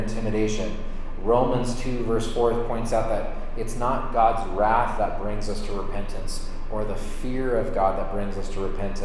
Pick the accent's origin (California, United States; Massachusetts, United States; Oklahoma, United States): California, United States; Sonoma County; I grew up in Sonoma County, which is the neighbor of Napa Valley.